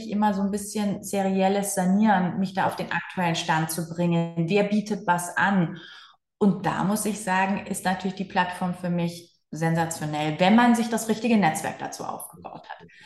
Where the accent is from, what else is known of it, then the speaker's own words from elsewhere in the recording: Cologne, North Rhine-Westphalia, Germany; als Kölner